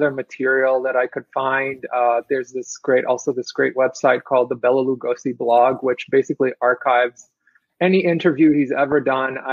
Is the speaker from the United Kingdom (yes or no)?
no; Israel; moved away as an adult; also born or lived in Brooklyn, New York; now in Queens, United States; I'm originally from Israel, actually. Okay. I was born in Israel, and I came here to study illustration